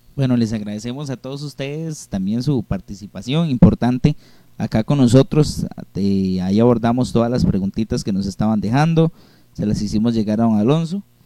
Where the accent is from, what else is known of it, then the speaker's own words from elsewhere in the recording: Costa Rica; tenemos como costarricenses